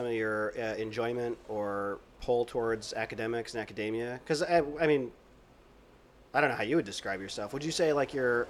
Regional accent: Illinois, United States; So I grew up in Illinois, but not Chicago.

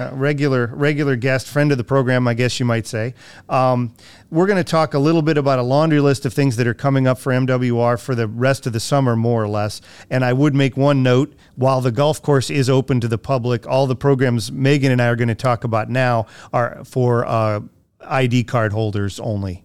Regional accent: Ohio, United States; moved away; my hometown in Ohio

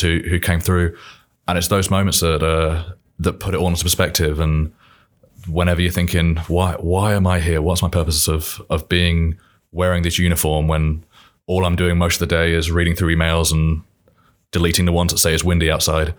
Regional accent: Milton Keynes, South East England, United Kingdom; accent: British; now in Indiana, United States; I'm from England, from Milton Keynes, just northwest of London

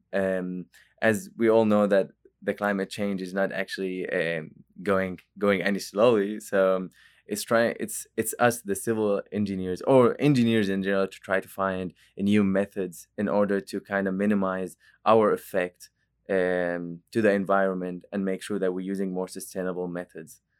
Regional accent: Jordan; moved away as an adult; now in Oklahoma, United States; I'm not from Oklahoma, actually. I'm, I'm from Jordan, and it's a country in the Middle East

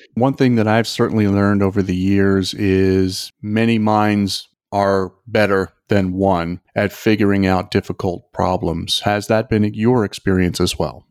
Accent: Toms River, New Jersey, United States; Kelly and I grew up together in Tom's River, New Jersey

